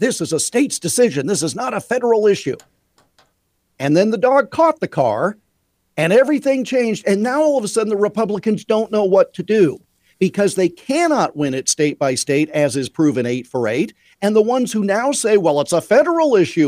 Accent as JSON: {"language": "English", "region": "Iowa", "country": "United States", "tie": "born or raised there", "said": "my home state of Iowa"}